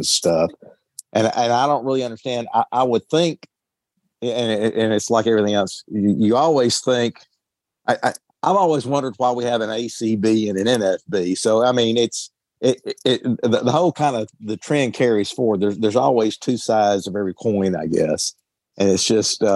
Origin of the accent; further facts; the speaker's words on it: Deep South, United States; I grew up in the Deep South